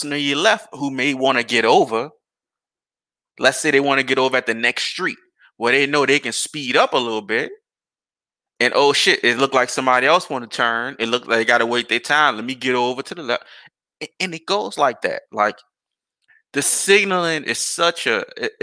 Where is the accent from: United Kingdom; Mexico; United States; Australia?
United States; New Orleans, Louisiana; now in Houston, United States; I was a kid when I stayed in New Orleans